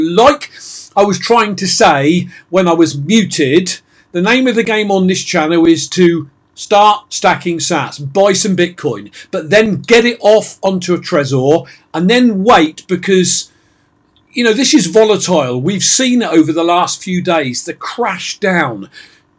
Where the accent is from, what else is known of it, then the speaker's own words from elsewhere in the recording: England, United Kingdom; I'm English